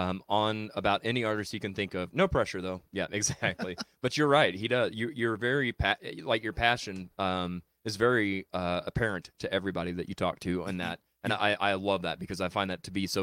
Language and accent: English; Chillicothe, Missouri, United States; moved away; Chillicothe is my hometown. Okay. And I didn't like it up there either. I enjoyed it. More in retrospect than as I was actually there. I grew up on a farm and stuff, and that wasn't my shtick.